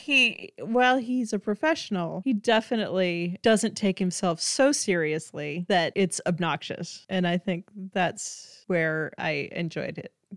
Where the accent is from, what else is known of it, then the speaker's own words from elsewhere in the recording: South Dakota, United States; moved away; I'm originally from the Midwest and from South Dakota, um, the part that's closest to Minnesota.